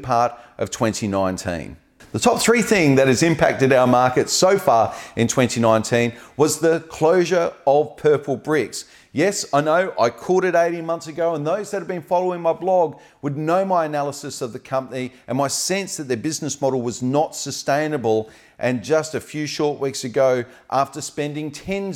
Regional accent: Australia; now in Adelaide, Australia

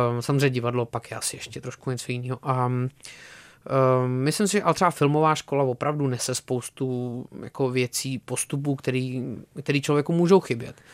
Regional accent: Czechia; jako Češi trošku nemáme co říct

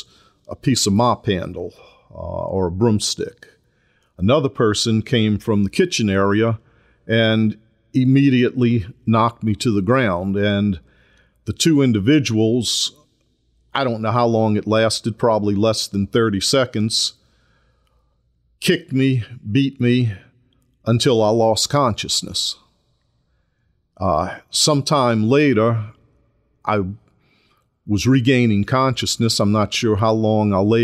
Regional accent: New Orleans, Louisiana, United States; also born or lived in Kenner, Louisiana; I was born and raised in New Orleans, Louisiana.

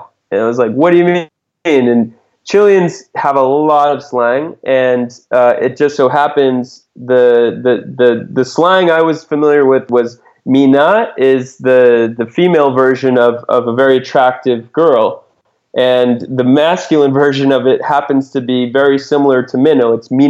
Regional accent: New England, United States; When I grew up in New England, a common small fish

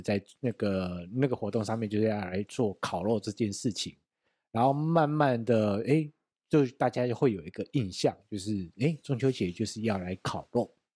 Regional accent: Taiwan; 我们台湾人慢慢地有一个习惯，就是要烤肉这件事情

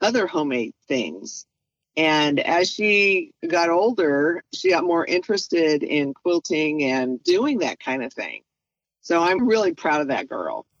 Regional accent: Delano, California, United States; also born or lived in Camp Pendleton, California; we moved to my dad's hometown, Delano, California. So I was born in California, raised in California, and I still live about 30 miles from that childhood home

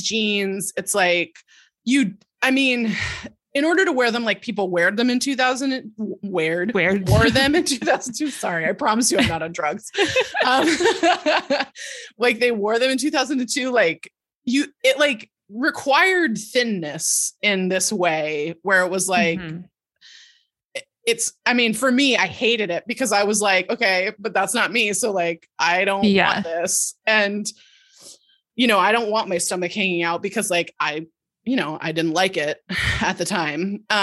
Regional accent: California, United States; I grew up in California

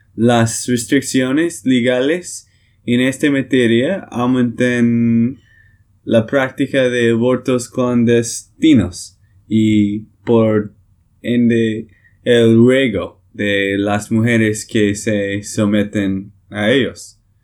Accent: Texas, United States; de Texas, Estados Unidos

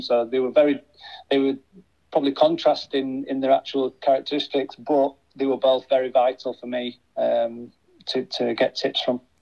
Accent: Huddersfield, Yorkshire and the Humber, United Kingdom; my hometown club

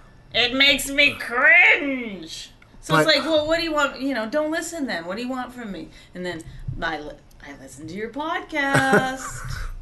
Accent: Cold Lake, Alberta, Canada; now in United States; I came from Cold Lake, Alberta, a farm, and I made it all the way to the middle of New Jersey.

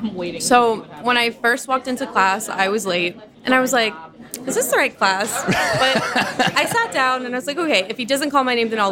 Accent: Texas, United States; now in New York City, United States; Okay, so I'm from Texas

